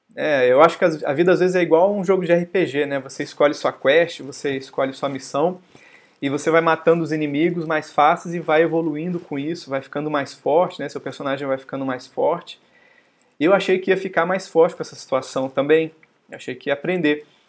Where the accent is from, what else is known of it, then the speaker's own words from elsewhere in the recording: Brazil; como bons brasileiros